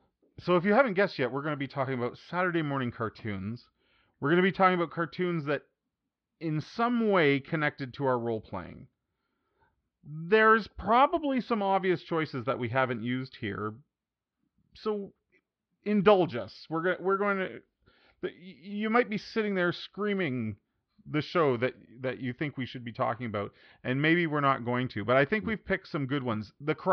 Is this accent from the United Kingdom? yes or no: no; Canada; growing up in Canada, for at least Jason